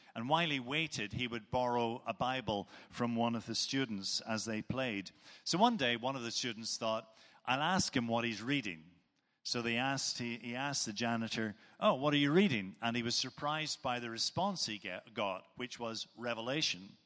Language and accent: English; Northern Ireland, United Kingdom; moved away; Where I come from, and Many of you will know from my accent where I do come from. It's Northern Ireland